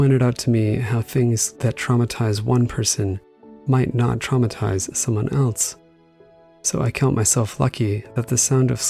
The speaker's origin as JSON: {"language": "English", "town": "Killingly", "region": "Connecticut", "country": "United States", "tie": "born or raised there", "also_born_or_lived": "New Hampshire", "said": "We moved from New Hampshire to a small town in Killingly, Connecticut, where I lived in many houses over time."}